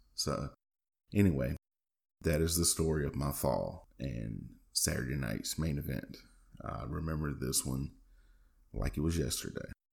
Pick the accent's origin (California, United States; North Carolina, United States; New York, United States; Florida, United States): North Carolina, United States; Macon; my hometown, Macon, North Carolina, a real small town in North Carolina on the border with Virginia, north of Raleigh